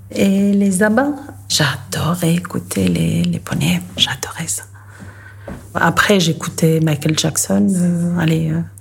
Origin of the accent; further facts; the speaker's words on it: Morocco; born there; Je suis née au Maroc et j'ai deux enfants et j'habite à Anderenveld.